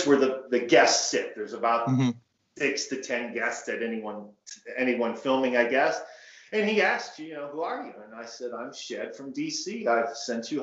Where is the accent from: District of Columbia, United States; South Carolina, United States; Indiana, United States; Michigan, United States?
Michigan, United States; Detroit; moved away; also born or lived in Washington, D.C.; I'm born and raised in Detroit, Michigan. I left in 1981.